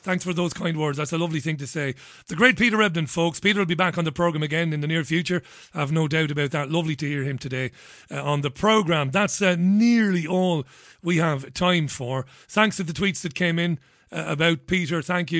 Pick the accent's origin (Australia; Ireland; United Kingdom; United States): Ireland; Waterford, Munster; I would have seen in Ballybeg in Waterford when I grew up in Ballybeg in the early 80s before moving to another part of Waterford, Browns Road in Waterford.